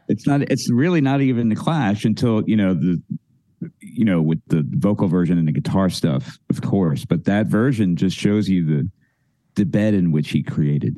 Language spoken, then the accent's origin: English; Philadelphia, Pennsylvania, United States; I grew up in you know you know where I grew up in West Philadelphia